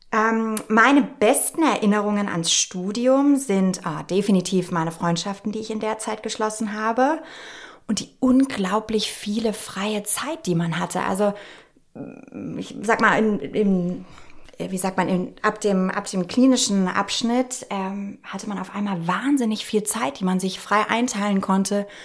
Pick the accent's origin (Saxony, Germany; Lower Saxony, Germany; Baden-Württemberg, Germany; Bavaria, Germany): Bavaria, Germany; Nuremberg; also born or lived in Munich; Ich komme aus gebürtig München, bin aber in Nürnberg aufgewachsen.